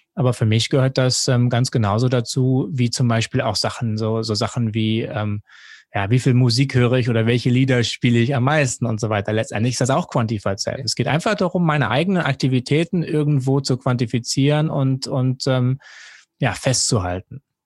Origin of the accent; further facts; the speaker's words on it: Jever, Lower Saxony, Germany; moved away as an adult; also born or lived in Duisburg; now in Hong Kong; aufgewachsen bin ich an der Nordseeküste in Jever